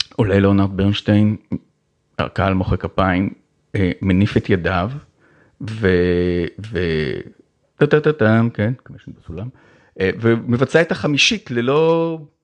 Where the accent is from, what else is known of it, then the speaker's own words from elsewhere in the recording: Ramat HaSharon, Tel Aviv District, Israel; היה ברמת השרון, איפה שגדלתי